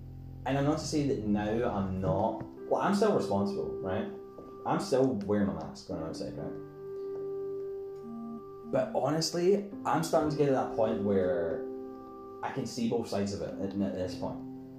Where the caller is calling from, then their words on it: Scotland, United Kingdom; I'm speaking from Scotland. I don't know where you're from.